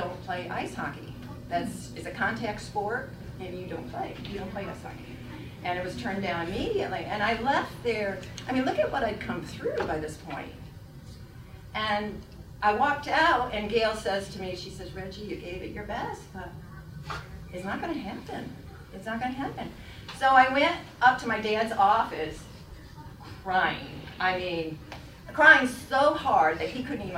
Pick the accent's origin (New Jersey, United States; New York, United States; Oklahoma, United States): New York, United States; Lansing; I grew up in Lansing, and ever since I was a little girl